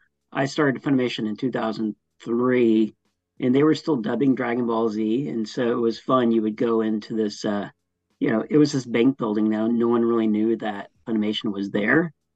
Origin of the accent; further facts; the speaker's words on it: Dallas, Texas, United States; And I am from Dallas-Fort Worth.